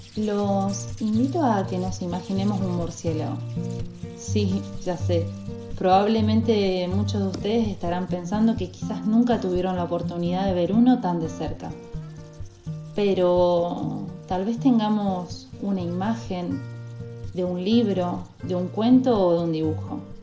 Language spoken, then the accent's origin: Spanish; Corrientes, Argentina; Nuestra querida tierra correntina